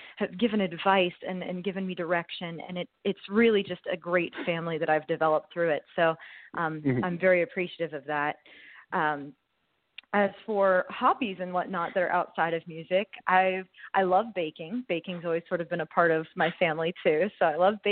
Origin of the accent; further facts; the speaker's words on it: Youngstown, Ohio, United States; I hail from a small town up in northeastern Ohio. I was born in Youngstown, Ohio, so I'm a northerner by blood